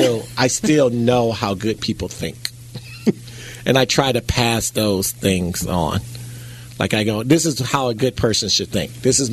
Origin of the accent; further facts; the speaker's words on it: United States; I'm an American.